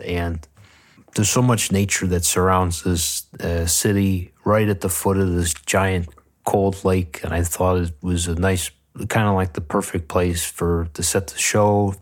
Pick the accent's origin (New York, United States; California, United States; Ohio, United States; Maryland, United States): New York, United States; Buffalo; growing up in Buffalo